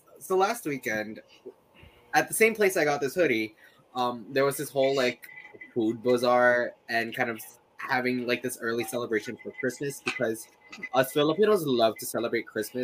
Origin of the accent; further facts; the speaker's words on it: Canada; I was born in Canada.